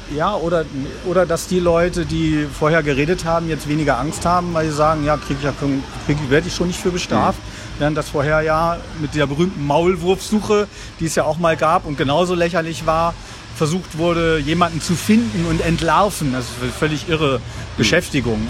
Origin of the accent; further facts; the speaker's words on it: Lüneburg Heath, Lower Saxony, Germany; now in Berlin, Germany; ich bin ja kein gebürtiger Berliner, sondern komme aus der Lüneburger Heide